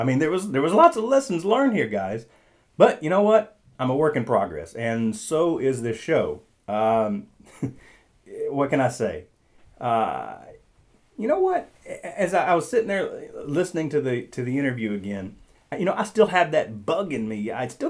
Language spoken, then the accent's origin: English; Little Rock, Arkansas, United States; I was born and raised in Arkansas.